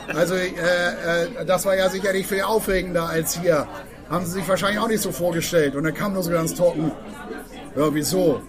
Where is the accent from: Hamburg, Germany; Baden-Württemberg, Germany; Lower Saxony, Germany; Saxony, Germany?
Hamburg, Germany; als Hamburger Schulkinder